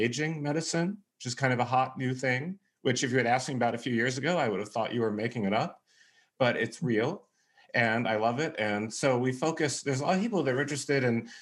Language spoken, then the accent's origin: English; California, United States; moved away as an adult; now in Texas, United States; I'm from California and I live pretty much my whole life in California, but I moved to Texas about a year ago